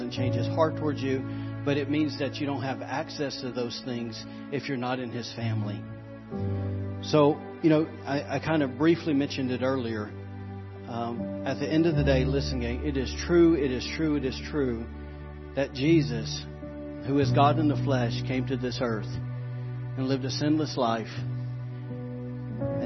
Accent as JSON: {"language": "English", "region": "Alabama", "country": "United States", "said": "I'm from Alabama, y'all. We don't have moose"}